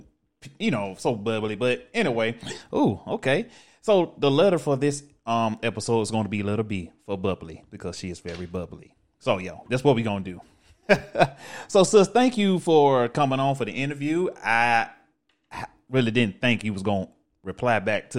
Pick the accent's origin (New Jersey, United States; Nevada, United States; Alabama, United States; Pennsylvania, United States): Alabama, United States; I'm from Alabama